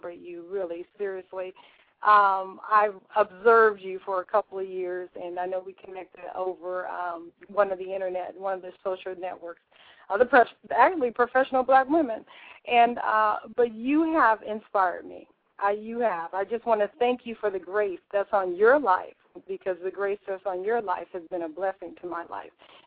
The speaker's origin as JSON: {"language": "English", "region": "Southern California", "country": "United States", "tie": "born or raised there", "lives_now": "Northern California, United States", "said": "I was born and raised in Southern California"}